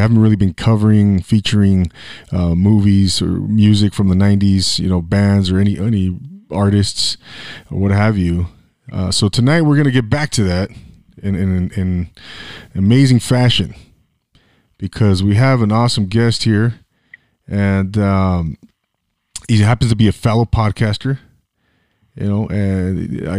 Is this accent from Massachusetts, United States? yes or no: no; Inland Empire, California, United States; also born or lived in Orange County; I lived in the 714 and I grew up in the Inland Empire.